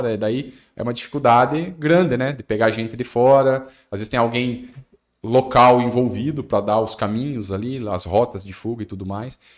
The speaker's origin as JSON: {"language": "Portuguese", "town": "Maringá", "region": "Paraná", "country": "Brazil", "tie": "born or raised there", "said": "Quando eu era criança lá em Maringá, era assim também casas abertas, o pessoal até altas horas da noite sentado na, na calçada."}